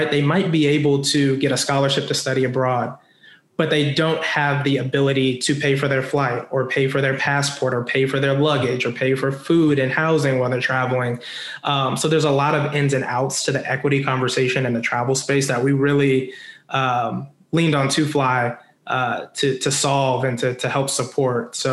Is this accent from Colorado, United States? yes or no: yes; Denver, Colorado, United States; I grew up or I claim uh, Denver, Colorado as my hometown.